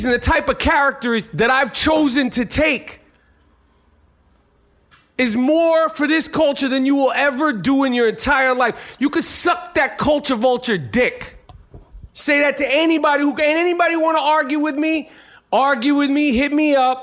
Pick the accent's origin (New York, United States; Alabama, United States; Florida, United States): New York, United States; as a New Yorker